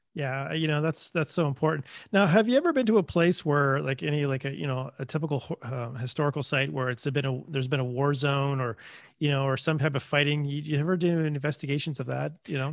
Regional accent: Canada; being Canadian

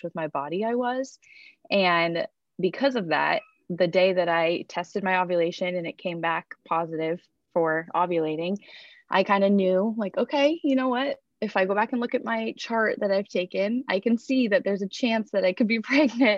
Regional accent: Iowa, United States; I am from Iowa.

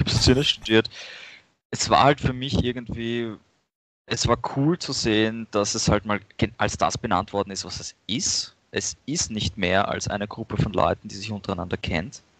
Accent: Vienna, Austria; ich bin aus Wien

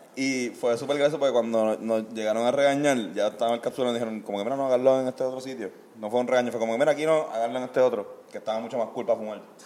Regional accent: Puerto Rico; todas las personas que escuchamos reggae y somos puertorriqueños

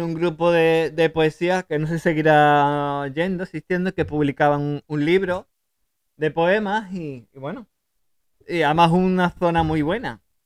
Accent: Seville, Andalusia, Spain; La que es de Sevilla soy yo

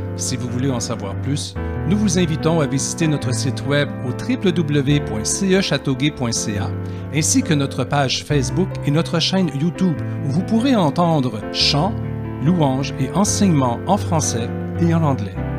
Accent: Montreal, Quebec, Canada; j'ai grandi à Côte-des-Neiges.

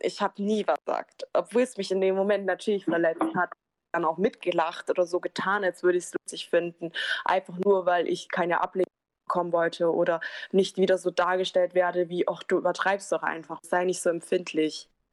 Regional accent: Germany; first language German; ich bin ja auch in Deutschland geboren ich spreche auch keine andere Sprache

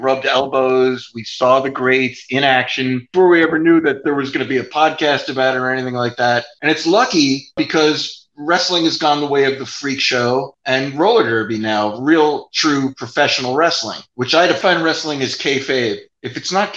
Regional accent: South Florida, United States; also born or lived in Union, New Jersey; in 1974, we moved down to South Florida from Union, New Jersey

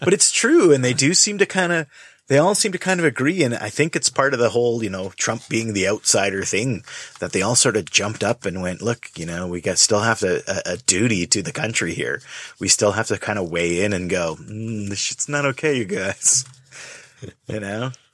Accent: Canada; I was from Canada

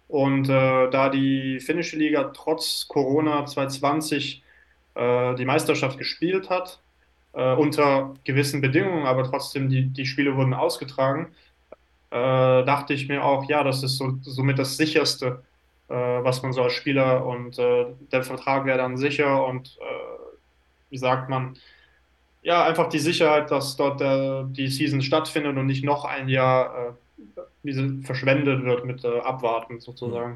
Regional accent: Switzerland; moved away as an adult; also born or lived in Lausanne; now in Finland; Bin, äh, geboren in der Schweiz, aber bin auch Deutscher vom Pass her

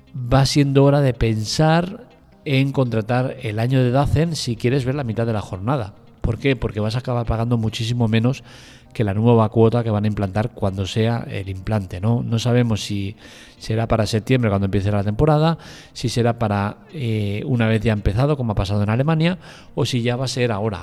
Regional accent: Spain; somos los españoles

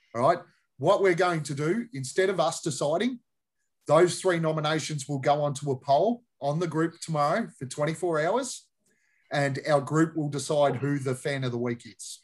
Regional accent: Australia; We're Aussies.

